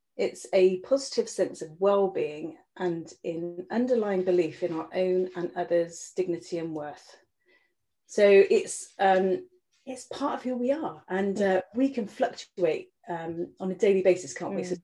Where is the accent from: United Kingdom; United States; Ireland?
Ireland; I spent a lot of time growing up in Ireland actually with my family.